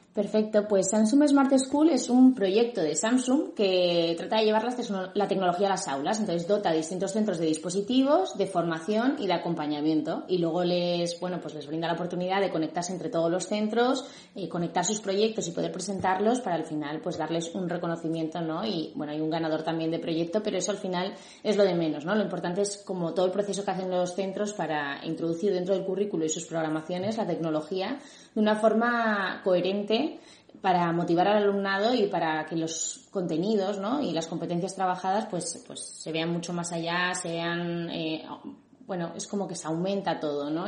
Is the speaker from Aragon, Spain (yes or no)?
no; Madrid, Community of Madrid, Spain; yo soy de Madrid, pero me tuve que desplazar en diferentes ocasiones